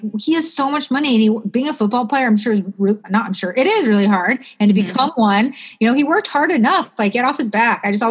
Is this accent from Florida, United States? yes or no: yes; Port St. Lucie, Florida, United States; now in Los Angeles, United States; I grew up in Port St. Lucie, Florida